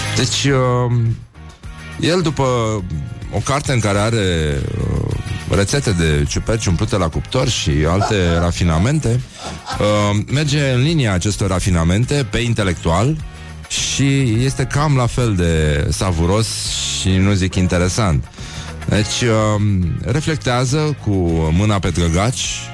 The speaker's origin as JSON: {"language": "Romanian", "town": "Brăila", "region": "Brăila County", "country": "Romania", "said": "eu sunt din Brăila"}